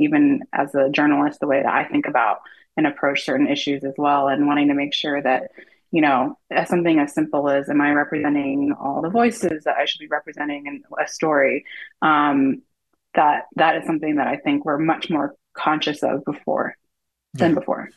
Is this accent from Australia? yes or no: no; East Bay, San Francisco Bay Area, California, United States; moved away; I'm from the Bay Area. I grew up in the East Bay